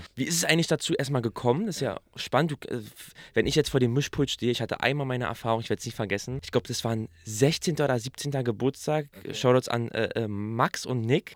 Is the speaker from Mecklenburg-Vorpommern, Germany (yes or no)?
no; Berlin, Germany; accent: Berliner; dass wir so diesen Berliner Akzent haben